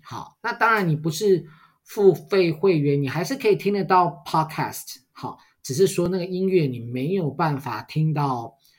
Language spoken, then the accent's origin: Chinese; Taiwan; 我们台湾人